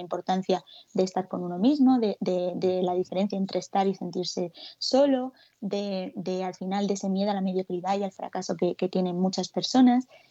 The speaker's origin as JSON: {"language": "Spanish", "town": "Alicante", "region": "Valencian Community", "country": "Spain", "moved": "as an adult", "lives_now": "Madrid, Spain", "said": "cuando yo me vine aquí a Madrid hace cuatro años, porque yo soy de Alicante"}